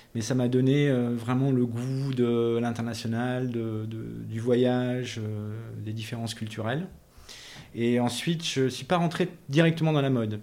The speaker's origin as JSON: {"language": "French", "region": "south-west France", "country": "France", "tie": "born or raised there", "also_born_or_lived": "Tunisia / Paris", "moved": "yes", "said": "je suis né en Tunisie, donc en 1968, et ensuite j'ai vécu, j'ai grandi dans le sud-ouest de la France"}